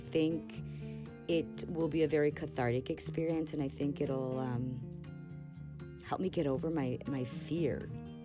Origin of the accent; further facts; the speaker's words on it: Los Angeles, California, United States; I'm from Los Angeles, California